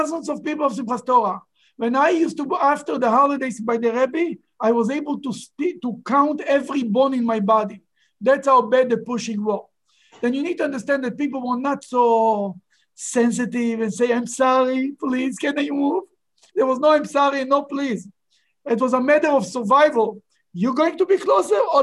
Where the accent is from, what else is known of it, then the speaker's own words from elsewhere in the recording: Israel; moved away; I grew up in Israel